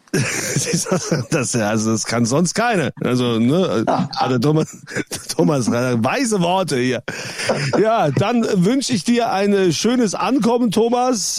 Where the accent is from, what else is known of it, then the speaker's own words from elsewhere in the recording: Germany; bei uns in Deutschland